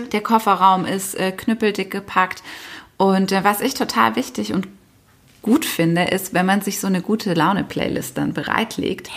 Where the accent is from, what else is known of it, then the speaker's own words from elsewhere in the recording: Nagold, Baden-Württemberg, Germany; moved away; meine Heimat ist ja Nagold und dort eben auch in meinem Elternhaus, wo wir alle groß geworden sind